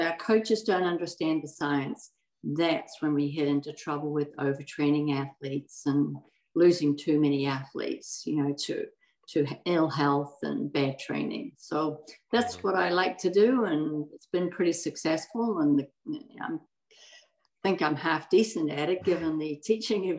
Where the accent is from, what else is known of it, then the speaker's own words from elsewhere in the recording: New Zealand; moved away as an adult; now in United States; I was born in New Zealand